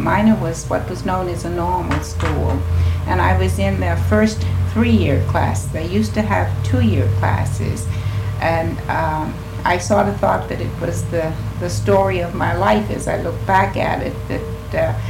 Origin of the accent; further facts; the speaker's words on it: Washington, District of Columbia, United States; I was born in the District of Columbia, attended elementary school, high school, and went to the minor normal school at that time, and then went on to Howard University